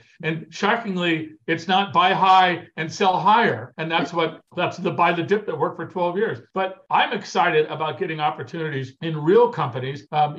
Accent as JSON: {"language": "English", "region": "California", "country": "United States", "moved": "as an adult", "lives_now": "Washington, United States", "said": "I came from Southern California. I mean, every other person I know was a mortgage broker, right? In Southern California."}